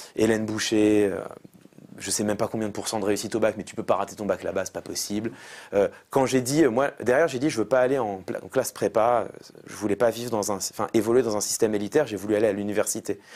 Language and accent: French; Paris, Île-de-France, France; Moi j'ai grandi dans le 19e arrondissement de Paris.